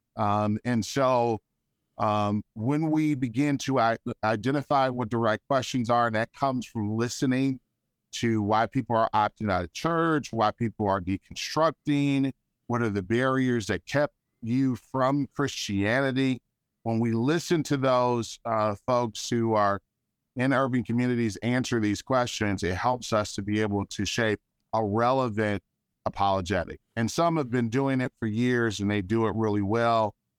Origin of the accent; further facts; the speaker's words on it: Detroit, Michigan, United States; a kid growing up in Detroit